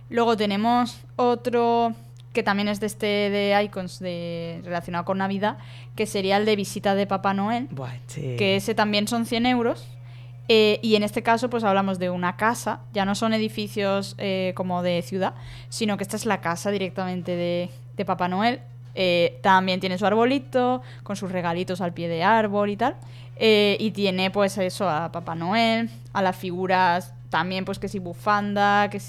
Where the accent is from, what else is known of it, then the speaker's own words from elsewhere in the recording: Spain; en España somos más de Reyes Magos y eso